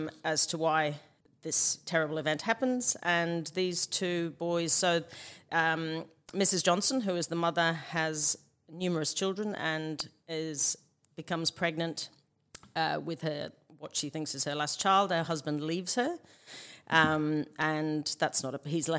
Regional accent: Liverpool, North West England, United Kingdom; moved away; Liverpool, which is where I'm from

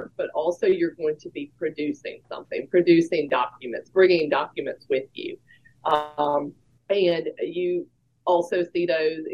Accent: Virginia, United States; moved away as an adult; now in Jackson, United States; I am actually originally from Virginia

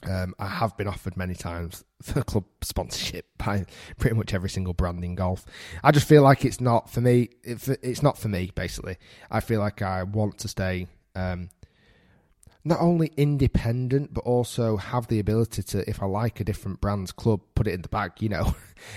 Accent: Manchester, North West England, United Kingdom; now in Bolton, United Kingdom; I'm actually originally from Manchester. So I'm Manchester born and bred. I now live in Bolton, which is 25 minutes away from Manchester.

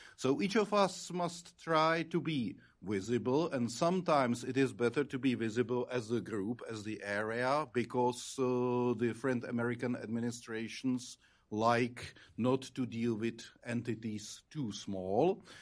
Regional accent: Czechia; as a Czech ambassador

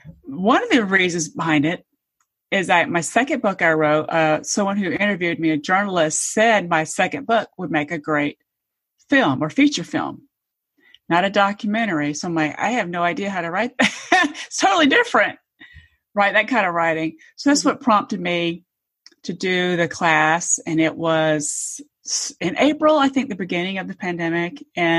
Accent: Georgia, United States; now in Atlanta, United States; So I've lived in Metro Atlanta for probably almost 30 years. I grew up in Georgia, but I wasn't born here. I'm a military brat. So moved around a lot.

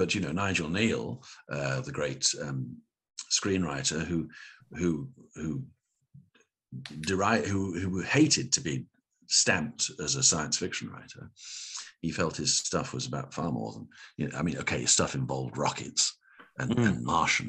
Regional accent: Windsor, South East England, United Kingdom; I was brought up in Windsor

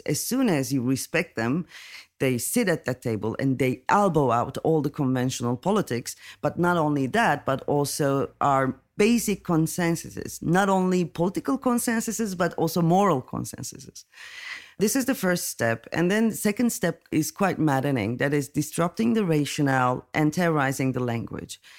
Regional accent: Turkey; I'm coming from Turkey

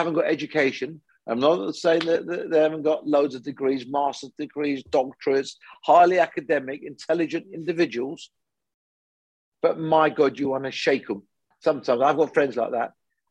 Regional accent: United Kingdom; Came when I was six to this country. You know, I'm a first generation immigrant

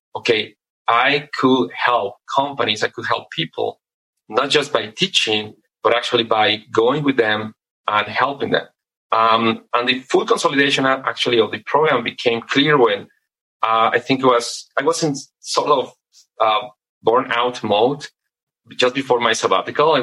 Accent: Mexico; also born or lived in United Kingdom; Born and raised in Mexico. I did my undergraduate education here in Mexico.

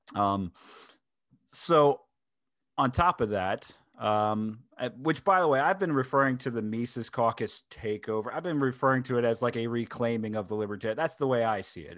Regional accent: Delaware, United States; my home state of Delaware

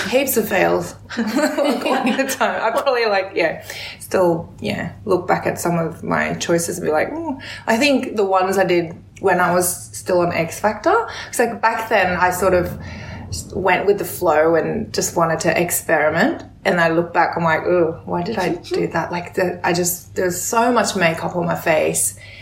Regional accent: Australia; also born or lived in South Korea; growing up in Australia, um, you know, I'm an immigrant from Korea

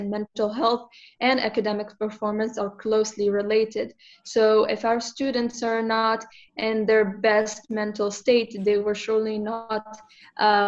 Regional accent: Morocco; now in Turkey; I am from Morocco

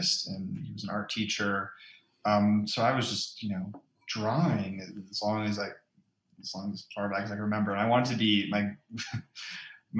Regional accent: Massachusetts, United States; also born or lived in Maine; now in Los Angeles, United States; I was born in Maine, and I grew up there in Massachusetts, New England

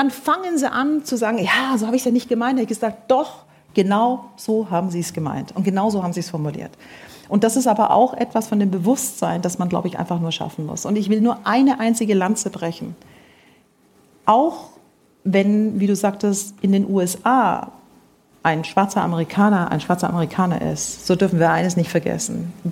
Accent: Stuttgart, Baden-Württemberg, Germany; Stuttgart gut, wollen Sie den Stadtteil wissen? Dann habe ich den Stadtteil genannt.

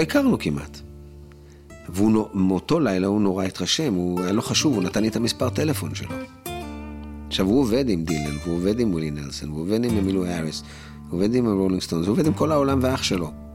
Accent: Israel; אני ישראלי, שר בעברית

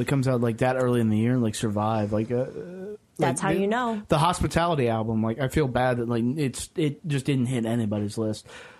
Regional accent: Ohio, United States; I'm from Ohio, but...

